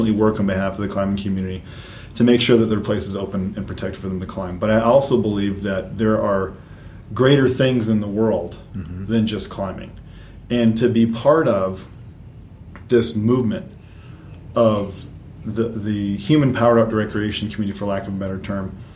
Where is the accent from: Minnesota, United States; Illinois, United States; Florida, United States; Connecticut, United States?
Minnesota, United States; rural south central; moved away; also born or lived in North Carolina; I grew up in rural Minnesota, South Central, wedged in a little stand trees wedged in between some soybean and corn fields